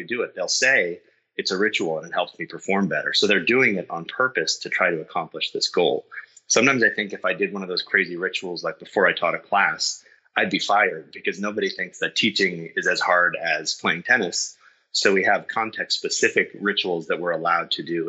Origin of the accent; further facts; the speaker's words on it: Boston, Massachusetts, United States; I'm from Boston